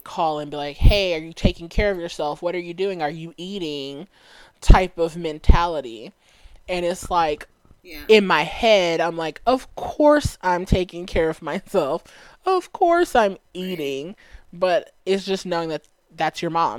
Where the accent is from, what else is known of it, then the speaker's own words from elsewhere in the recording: Dallas, Texas, United States; I grew up in Dallas